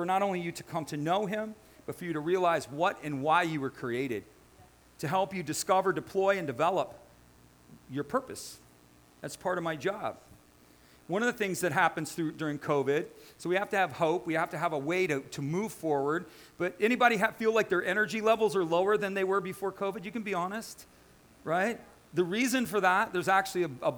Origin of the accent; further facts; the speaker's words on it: United States; I'm an American. I'm born and bred